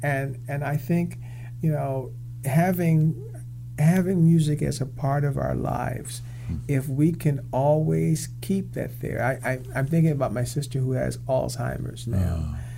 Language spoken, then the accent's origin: English; Kansas, United States; In the middle of the Midwest.